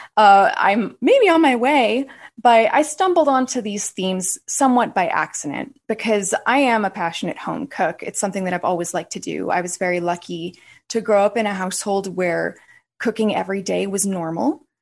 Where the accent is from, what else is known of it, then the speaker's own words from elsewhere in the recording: United States; I am American. I was born in the United States, but my parents both are from Italy